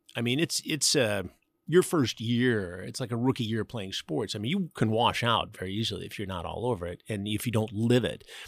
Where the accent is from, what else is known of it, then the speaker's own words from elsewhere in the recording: Detroit suburbs, Michigan, United States; moved away as an adult; also born or lived in Chicago; Detroit, I was in the suburbs, but, you know, we did get into the city frequently, and we moved there, my family and I, in nineteen sixty-eight